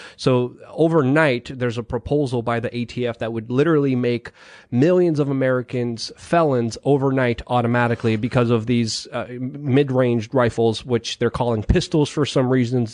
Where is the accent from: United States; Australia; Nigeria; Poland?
Poland; moved away; I was born in Poland